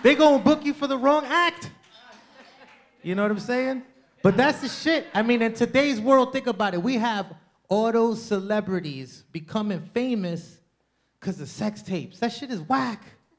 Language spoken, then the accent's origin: English; Ecuador; I am from Ecuador.